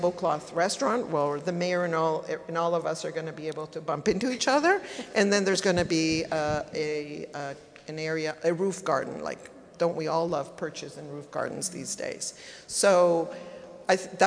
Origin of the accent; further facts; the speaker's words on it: El Salvador; moved away as an adult; also born or lived in East Coast, United States; now in Los Angeles, United States; I am from El Salvador.